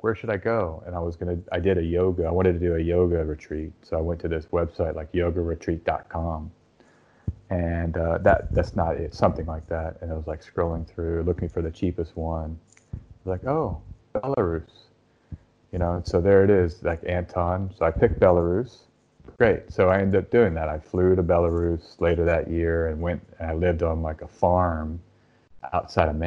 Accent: Austin, Texas, United States; I'm from Austin

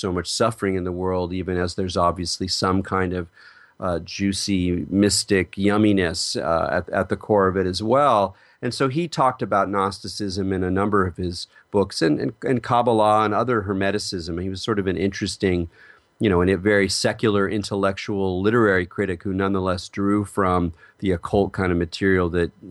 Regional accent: California, United States; I'm from California

